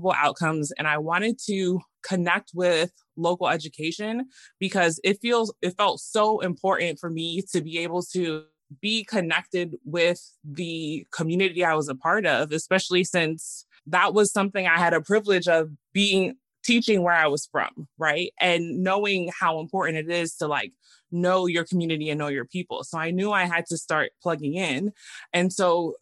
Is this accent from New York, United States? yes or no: yes; New York, United States; moved away as an adult; now in Sacramento, United States; I'm actually from New York, born and raised in New York